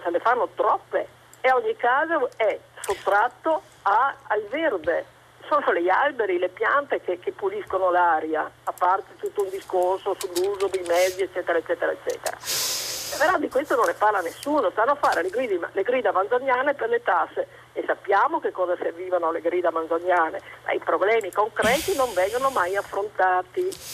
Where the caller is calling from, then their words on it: Cavaion Veronese, Veneto, Italy; chiamo da Cavaglion Veronese